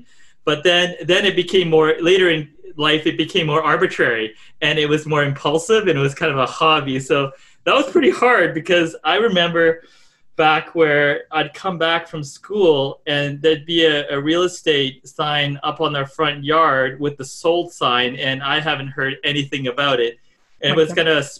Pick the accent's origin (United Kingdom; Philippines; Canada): Canada; also born or lived in Japan; now in Vancouver, Canada; I was three when I came to Canada